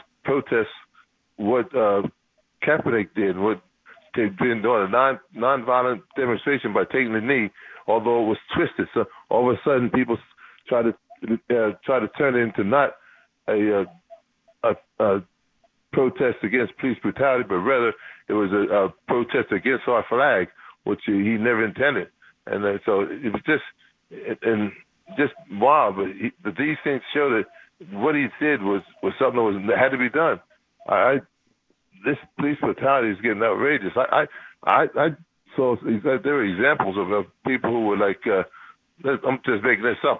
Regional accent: New Jersey, United States; I come from New Jersey, one of the most liberal states in the union

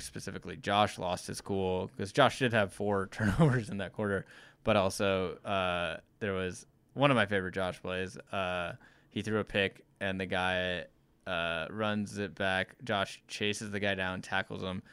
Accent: Missouri, United States; moved away as an adult; now in Wyoming, United States; I grew up in Missouri, went to school in Missouri, um, had only lived in, you know, three different cities, but all in Missouri

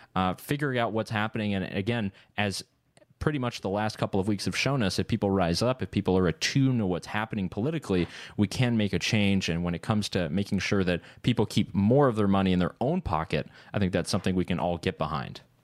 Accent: Concord, North Carolina, United States; my hometown of Concord outside of Charlotte

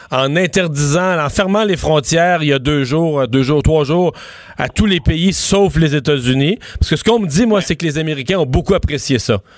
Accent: Quebec, Canada; chez nous au Québec.

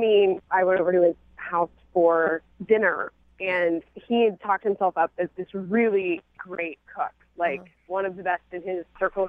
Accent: Midwest, United States; I was brought up in the Midwest.

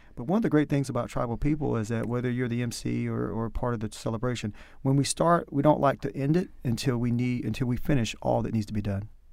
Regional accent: North Carolina, United States; accent: country; moved away; my country accent comes out the more I talk, so you can tell that I'm from North Carolina

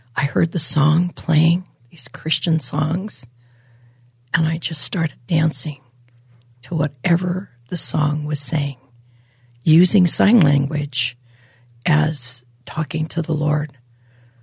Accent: Hawaii, United States; I was born and raised in Hawaii

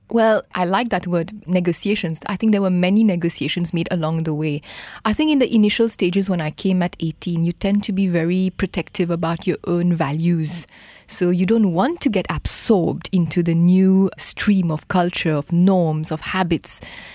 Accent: Mauritius; moved away as an adult; now in Kuala Lumpur, Malaysia; I'm from Mauritius.

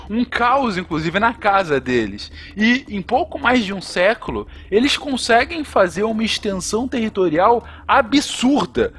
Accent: Brazil; a gente, né, como brasileiro

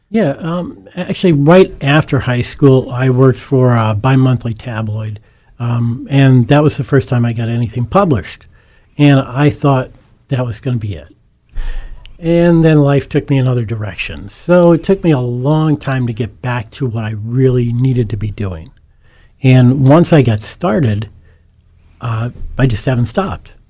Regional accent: Scranton, Pennsylvania, United States; born and raised in Scranton, uh, one of eight children of educated in the Scranton School District and went to the University of Scranton

